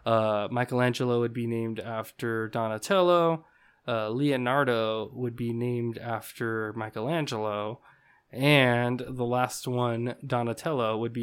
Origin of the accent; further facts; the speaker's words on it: Uzbekistan; Mine? I'm actually from Uzbekistan.